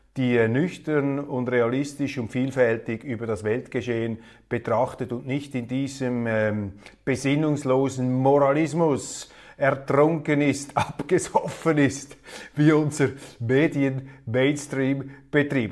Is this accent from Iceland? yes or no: no; Switzerland; als Schweizer